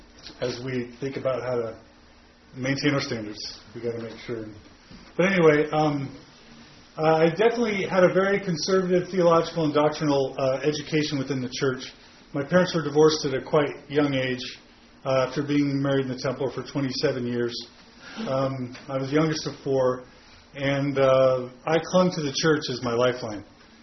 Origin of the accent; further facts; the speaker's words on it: Katy, Texas, United States; I was raised in Katy, Texas, which is a suburb outside of Houston.